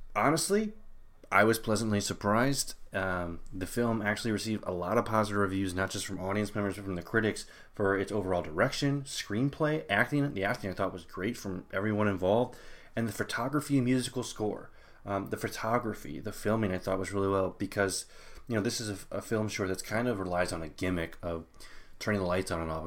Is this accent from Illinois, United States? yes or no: yes; Illinois, United States; growing up in Illinois